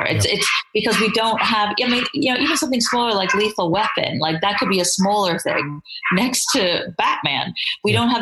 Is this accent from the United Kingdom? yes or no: yes; England, United Kingdom; that's me being English there